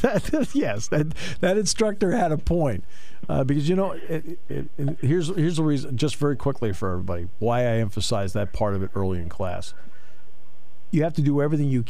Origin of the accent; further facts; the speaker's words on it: New England, United States; moved away; I grew up in New England